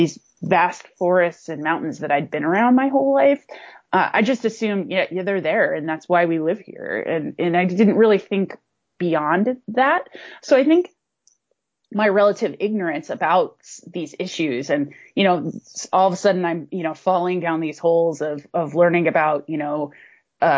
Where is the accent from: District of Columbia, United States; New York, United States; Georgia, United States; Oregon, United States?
Oregon, United States; Portland; I grew up in Portland